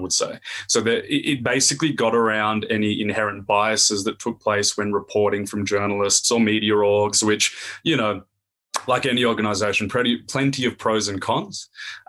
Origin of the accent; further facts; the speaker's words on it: Australia; accent: Aussie; definitely a strong Aussie accent. I've born and raised in Australia